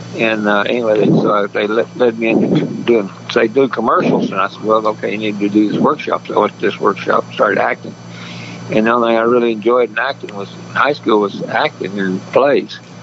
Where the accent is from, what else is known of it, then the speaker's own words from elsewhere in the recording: Enid, Oklahoma, United States; now in California, United States; I was born in Oklahoma City and I was raised up around Enid, Oklahoma, northern part.